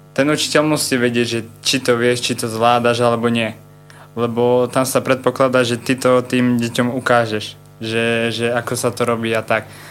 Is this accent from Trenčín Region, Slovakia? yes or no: no; Ružomberok, Žilina Region, Slovakia; som z Ruženberka